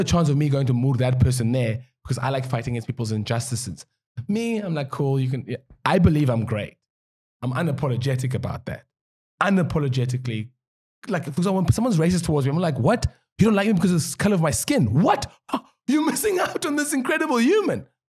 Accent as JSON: {"language": "English", "town": "Cape Town", "region": "Western Cape", "country": "South Africa", "tie": "born or raised there", "also_born_or_lived": "Langa / Pinelands", "said": "I grew up in Kuguletu. I moved to Langa and then Pylans, and then now I live in town for the last 18 years."}